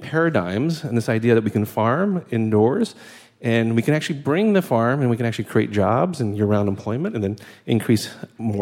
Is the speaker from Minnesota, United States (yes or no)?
no; New York City, New York, United States; I'm from New York City, and I happen to work in Newark, New Jersey